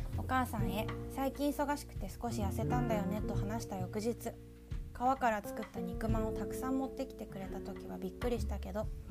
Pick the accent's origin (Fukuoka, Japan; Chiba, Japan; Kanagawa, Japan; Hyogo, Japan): Kanagawa, Japan; Yokohama; also born or lived in Osaka; now in Nagasaki, Japan; 私横浜市出身なので